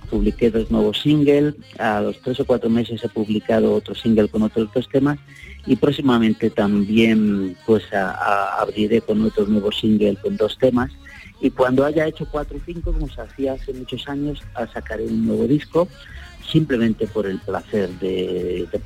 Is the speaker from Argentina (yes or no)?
no; Úbeda, Andalusia, Spain; moved away; Festival Flamencos y Mestizos, ciudad de Úbeda, que se ha consolidado y que tiene ya un auge increíble y que me tiene muy feliz aquí en mi tierra, la verdad.